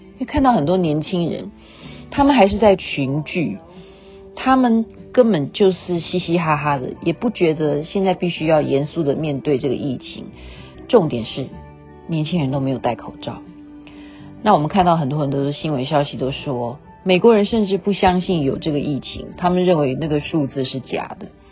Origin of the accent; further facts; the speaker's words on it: Taiwan; 不像我们台湾